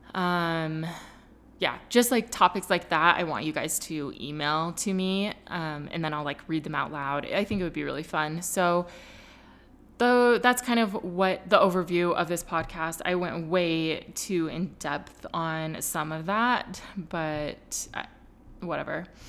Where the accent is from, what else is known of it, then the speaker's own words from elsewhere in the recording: California, United States; moved away as an adult; now in Utah, United States; I was raised in California, and then, you know, going to high school there and then moving to Utah